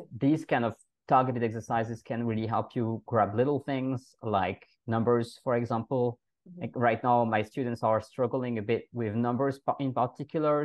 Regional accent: France; accent: French; first language French; English is a second language; moved away as an adult; also born or lived in Germany; now in Vienna, Austria; i'm a french native and i know the french language very well

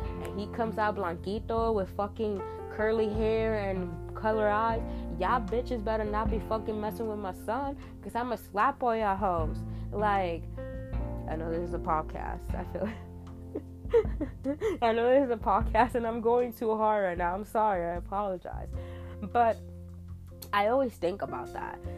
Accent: New York, United States; moved away as an adult; I'm from New York, you know, I lived in New York for 23 years of my fucking life

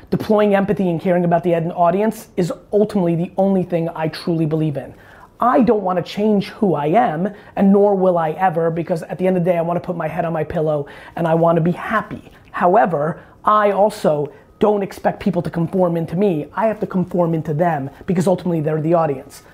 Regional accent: New Jersey, United States; I grew up in Jersey in the 80s

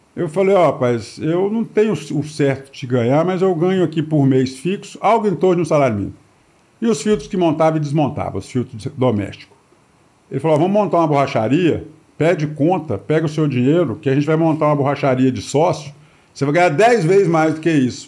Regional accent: Brasília, Federal District, Brazil; also born or lived in São Paulo; eu vim para Brasília, eu nasci em São Paulo, na capital de São Paulo, em 1965. Em 66, o meu pai veio para Brasília. Então, eu vim para cá, eu tinha um ano

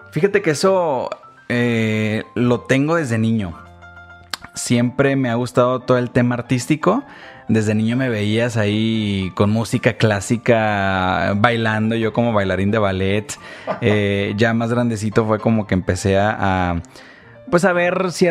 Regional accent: Ensenada, Baja California, Mexico; also born or lived in Jalisco; porque yo crecí allá, crecí en Ensenada, sin embargo, sí soy jalisquillo.

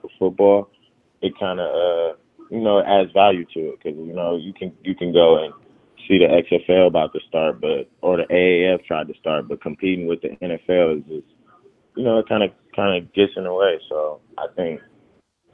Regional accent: Oakland, California, United States; I would get to play professional football for my hometown

